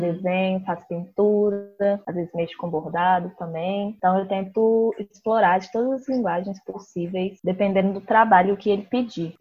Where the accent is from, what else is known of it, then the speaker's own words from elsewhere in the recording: Belo Horizonte, Minas Gerais, Brazil; sou de Belo Horizonte